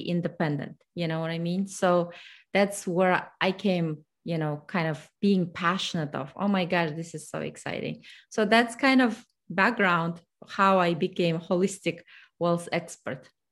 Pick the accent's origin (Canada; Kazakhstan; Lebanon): Kazakhstan; English is a second language; moved away as an adult; now in United States; I am originally from Kazakhstan, so I came to United States in two thousand six. English is my third self-taught language.